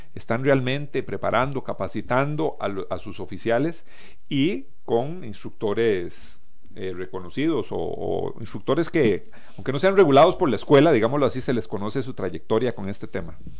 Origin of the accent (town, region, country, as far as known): Costa Rica